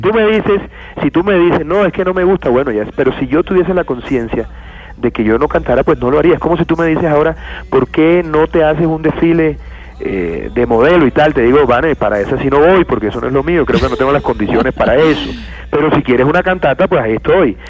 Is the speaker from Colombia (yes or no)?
yes; Montería, Córdoba, Colombia; yo me crié en Montería